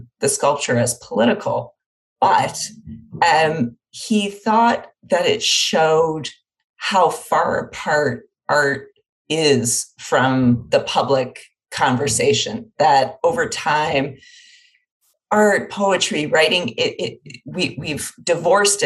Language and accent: English; Windsor, Ontario, Canada; I'm from Windsor, Ontario